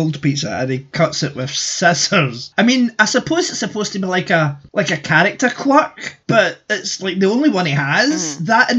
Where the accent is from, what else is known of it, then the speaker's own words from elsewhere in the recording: Scotland, United Kingdom; being Scottish